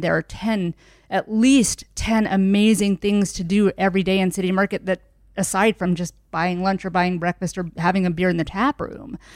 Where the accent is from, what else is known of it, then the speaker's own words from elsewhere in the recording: Linton, Indiana, United States; also born or lived in Savannah, Georgia; now in Indianapolis, United States; I was born in Savannah, Georgia. Um, but I moved to Linton, Indiana at a very young age at about three. So Southern Indiana, rural